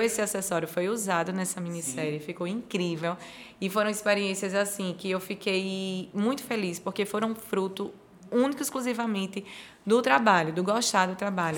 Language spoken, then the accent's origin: Portuguese; Alagoas, Brazil; eu sou uma lagoana orgulhosa